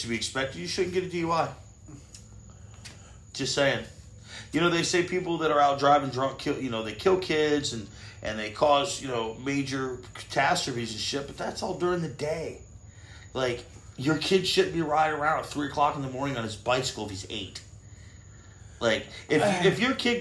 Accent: Florida, United States; I'm from Florida

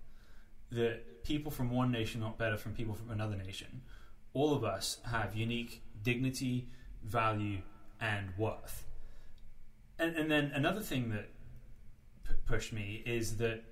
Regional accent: United Kingdom; as a kid growing up in Britain after 9/11

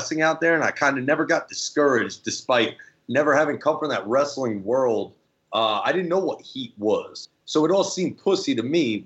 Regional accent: New Jersey, United States; growing up in Jersey

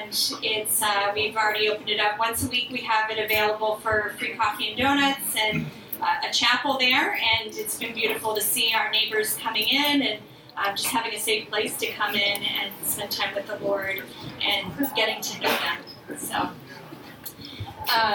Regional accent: Florida, United States; also born or lived in Bronx, New York; now in Atlantic City, United States; I'm originally from Florida

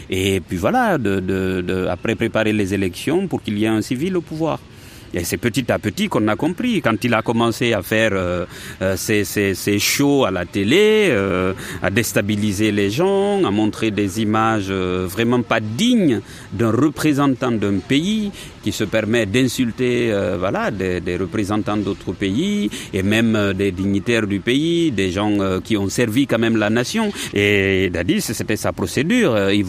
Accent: Guinea; moved away; moi c'est c'est en ce moment-là que je suis parti de la Guinée.

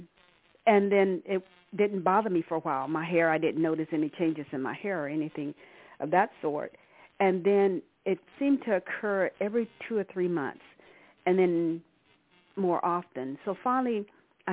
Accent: Arkansas, United States; now in California, United States; I've been living in California for the past 40 plus years. I'm originally from Arkansas.

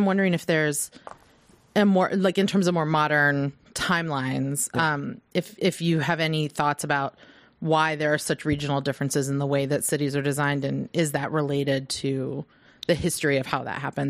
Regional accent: Midwest, United States; now in West Coast, United States; I grew up in the Midwest where everything is very grid, right?

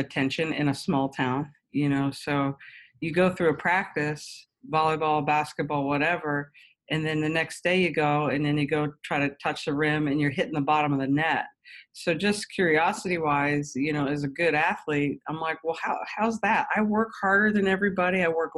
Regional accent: Huntingdon, Pennsylvania, United States; In Huntingdon, Pennsylvania. So

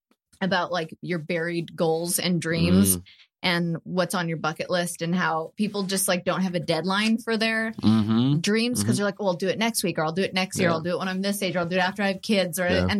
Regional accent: Canada; I'm Canadian.

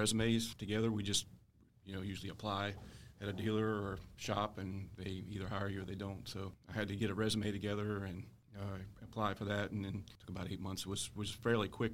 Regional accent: Virginia, United States; I was born and raised in Virginia, so didn't have to move or anything to accept the position

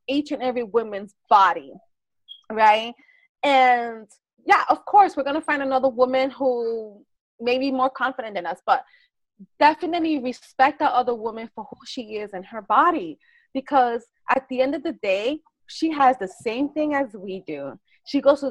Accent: New York City, New York, United States; I grew up in the Bronx

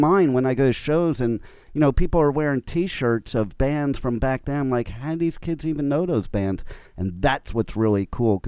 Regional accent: United States; also born or lived in Los Angeles; as an American and being in L.A. during the whole start of the punk scene

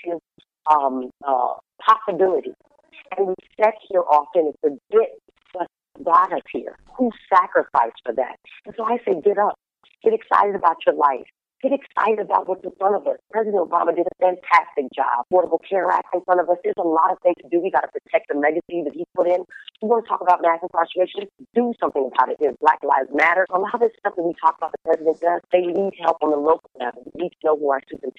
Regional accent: Flagstaff, Arizona, United States; moved away; also born or lived in Winslow, Arizona; I'm from Arizona. Mountains. I was born in Winslow and raised in Flagstaff, Arizona

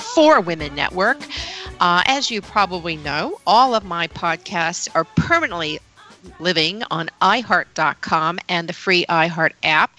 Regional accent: Chattanooga, Tennessee, United States; also born or lived in Manhattan, New York; now in rural area north of Manhattan, United States; I came from Chattanooga, Tennessee, which is now a booming little city

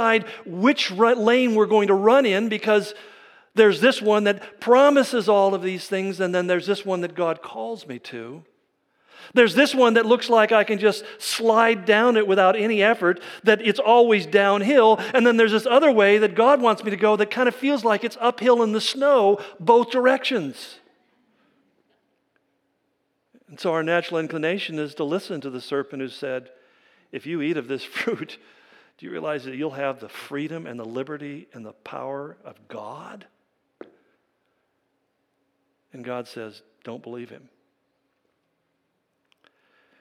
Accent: California, United States; where I grew up in California

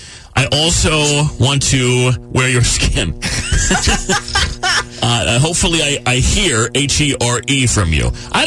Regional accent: Gurnee, Illinois, United States; I'm 28 from the Gurnee area.

